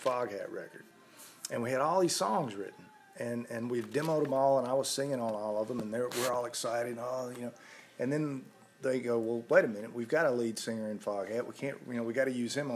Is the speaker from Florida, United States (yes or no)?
no; Columbia, Tennessee, United States; also born or lived in Lawrenceburg; I was born in Lawrenceburg, and then we moved around a lot until I started school. And when I started school, we moved to Columbia, and we've been here ever since. So all my school years are in Columbia